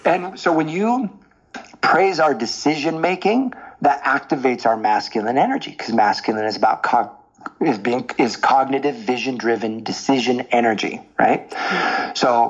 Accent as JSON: {"language": "English", "area": "the Northwest", "region": "Pacific Northwest", "country": "United States", "said": "I was from the Northwest."}